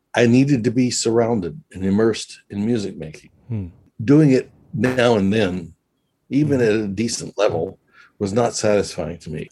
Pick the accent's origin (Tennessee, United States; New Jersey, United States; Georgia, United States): Tennessee, United States; Memphis; moved away as an adult; also born or lived in New Zealand / Israel; Memphis, Tennessee, which is my hometown